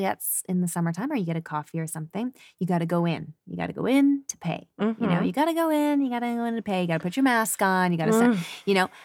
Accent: Calgary, Alberta, Canada; where I grew up, Calgary

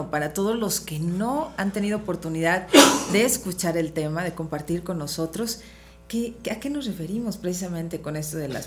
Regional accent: Villagrán, Guanajuato, Mexico; Mira, recuerdos de mi infancia en Villagrán

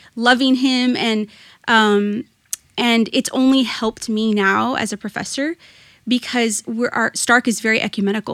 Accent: Rio Grande Valley, Texas, United States; also born or lived in Austin, Texas; I am from the Rio Grande Valley, though I was born in Austin. Um, I My parents moved there for a job opportunity and then moved back. And so really, most of my childhood and adult life has been spent here in the Rio Grande Valley

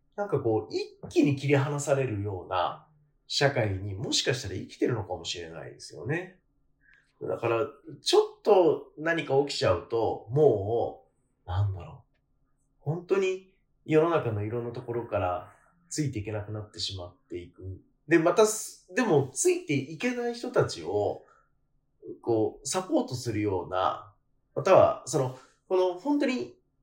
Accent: Kanagawa, Japan; 私は 関東出身なんですけど、神奈川生まれなんですけど

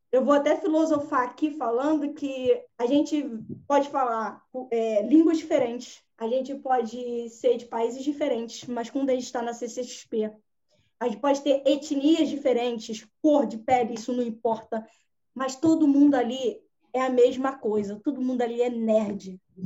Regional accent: Rio de Janeiro, Brazil; eu sou do Rio

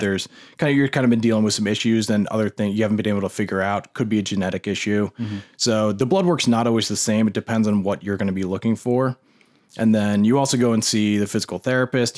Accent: New Jersey, United States; moved away; also born or lived in New Hampshire; I, grew up in New Jersey, um, beautiful area

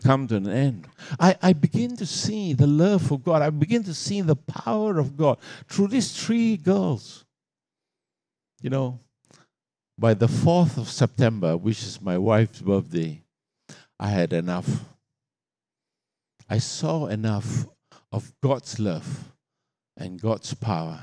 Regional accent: Australia; I come from Australia

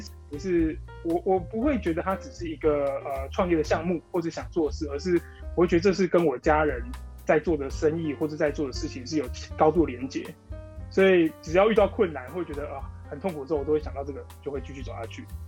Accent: Taichung, Taiwan; 我是一个表店的二代，我在台中，从小就在就是台中表店这样子环境长大

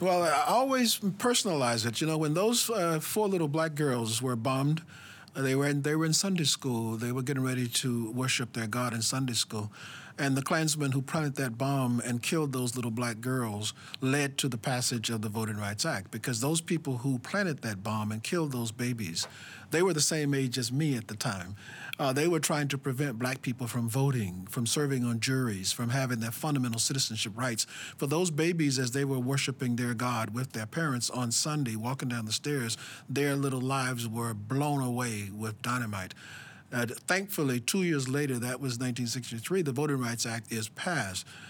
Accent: Alabama, United States; I was born in Alabama in the, in the belly of, uh, of, of apartheid in America

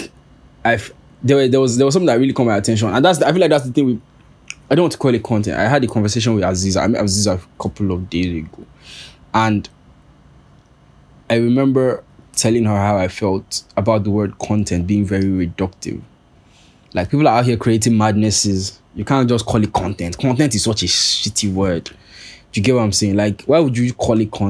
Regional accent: Nigeria; I'm Nigerian

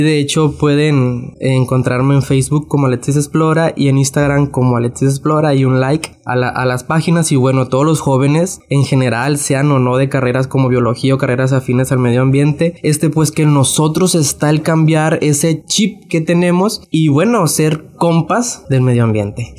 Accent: Navolato, Sinaloa, Mexico; soy de una comunidad de Nabolato.

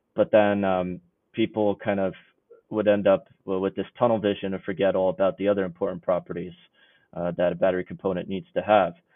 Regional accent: New York City, New York, United States; moved away as an adult; now in Illinois, United States; I grew up actually in the New York City area

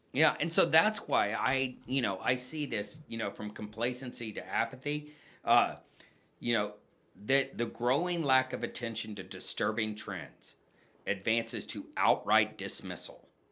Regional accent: San Antonio, Texas, United States; moved away as an adult; also born or lived in Colorado Springs; I grew up in San Antonio, um, where I graduated

